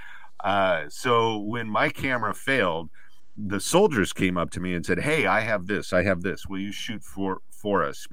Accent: California, United States; I grew up in California, so I have some surfer lingo in me

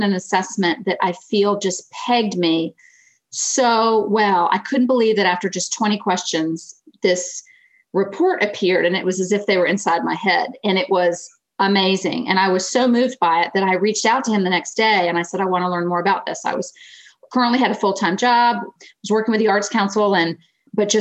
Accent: Florida, United States; moved away as an adult; also born or lived in Greensboro, North Carolina; now in Pennsylvania, United States; I grew up in Florida, so this is my first foray into the Northeast.

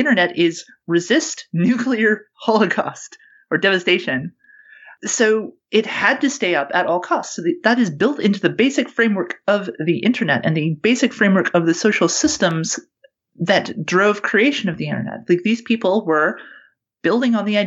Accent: Canada; now in New Zealand; Free speech, as I grew up with it in Canada

